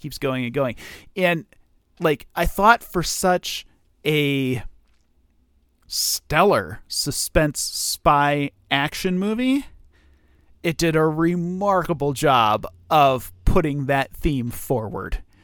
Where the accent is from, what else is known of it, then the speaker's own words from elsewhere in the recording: United States; I'm American